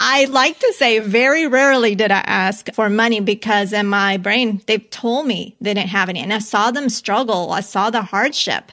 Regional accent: Colombia; growing up, I was born in Colombia

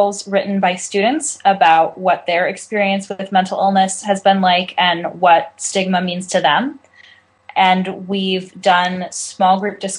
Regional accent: California, United States; I'm 20 years old. I'm from California.

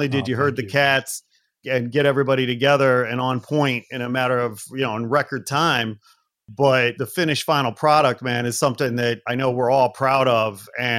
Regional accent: Chicago, Illinois, United States; now in Los Angeles, United States; I'm a transplant from Chicago, been here 20 years, but that doesn't count.

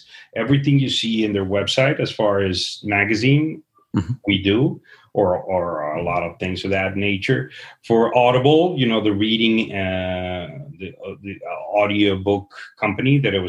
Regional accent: Guadalajara, Jalisco, Mexico; moved away; I am originally from Guadalajara, Jalisco, the tequila town

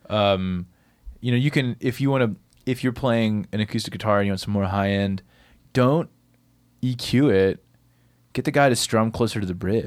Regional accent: Bell Buckle, Tennessee, United States; I grew up in Bellbuckle, Tennessee, f, this really country town. middle of Tennessee

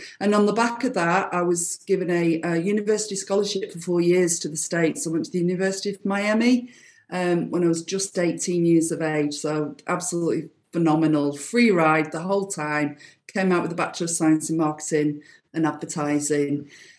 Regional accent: Fleetwood, North West England, United Kingdom; my local council built us a local swimming pool in Fleetwood, my hometown.

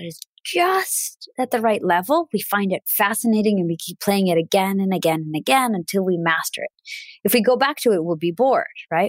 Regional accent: Russia; first language Russian; English is a second language; I'm originally from Russia. So I speak Russian fluently

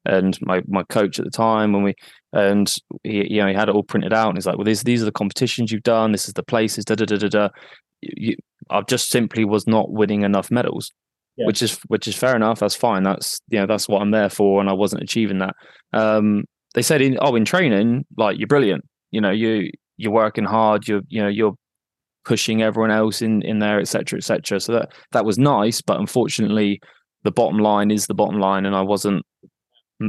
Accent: Exeter, South West England, United Kingdom; also born or lived in Manchester; I'm from Exeter and I now live in a smaller town just outside of Exeter

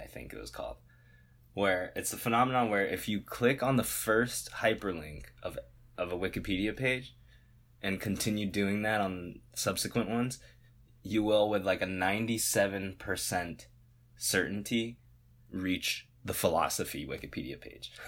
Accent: United States; this identity of being American

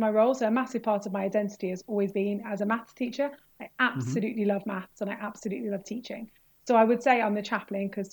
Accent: Birmingham, West Midlands, United Kingdom; moved away as an adult; also born or lived in Leicester; I grew up in Birmingham and I went to King Edward's Camp Hill School for Girls

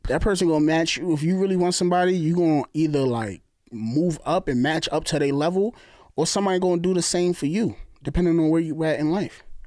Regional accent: New Jersey, United States; we from New York. I'm from Jersey. You hear the accent.

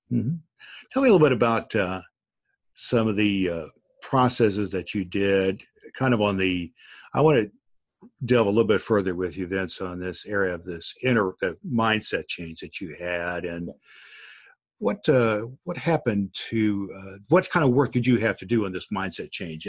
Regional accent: Evansville, Indiana, United States; my hometown newspaper of Evansville, Indiana

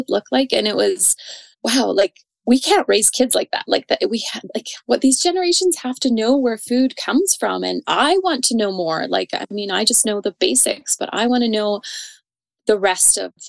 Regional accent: Calgary, Alberta, Canada; now in Didsbury, Canada; I was born and raised in Calgary

